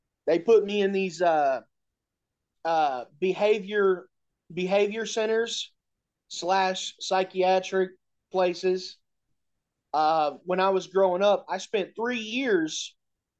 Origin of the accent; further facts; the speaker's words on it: Indianapolis, Indiana, United States; I'm from Indianapolis, Indiana.